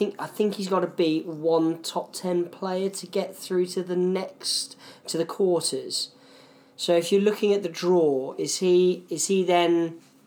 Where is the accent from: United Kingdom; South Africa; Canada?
United Kingdom; we're British